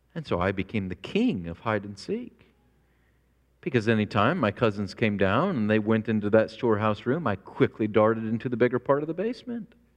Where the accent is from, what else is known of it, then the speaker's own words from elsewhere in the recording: Springfield, Illinois, United States; moved away as an adult; also born or lived in rural North Carolina; I grew up in Springfield, Illinois, which is the hometown of Abraham Lincoln